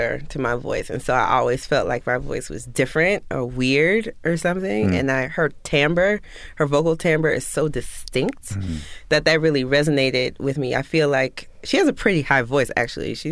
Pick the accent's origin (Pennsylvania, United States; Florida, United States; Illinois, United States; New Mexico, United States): Florida, United States; West Palm Beach; grew up in West Palm Beach, Florida, WPOM 1600